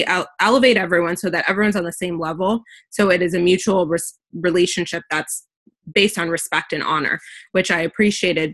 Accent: United States; I was born and raised in the US

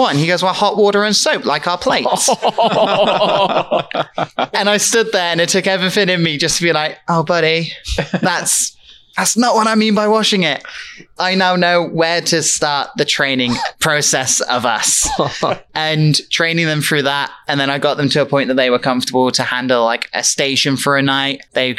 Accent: United Kingdom; then she heard my accent and we both looked at each other and went, British.

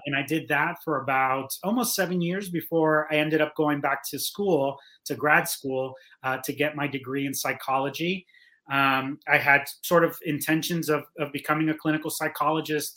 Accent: Miami, Florida, United States; moved away as an adult; also born or lived in Cuba; I, I, grew up in Miami. I went to school in Miami.

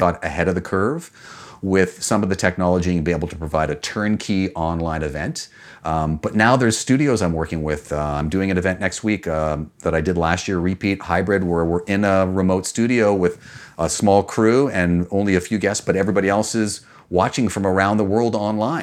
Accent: Canada; also born or lived in New York

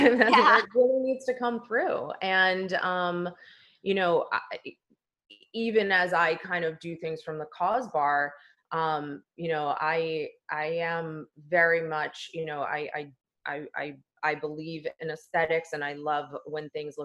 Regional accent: East Coast, United States; now in Los Angeles, United States; I was born and raised on the East Coast for 40 years. We moved out to LA, where we now live as a family of four, in 2018.

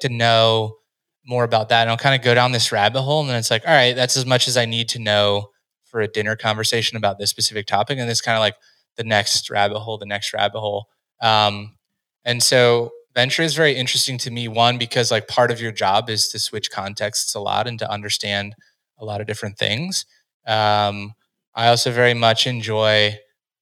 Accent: United States; growing up in the United States

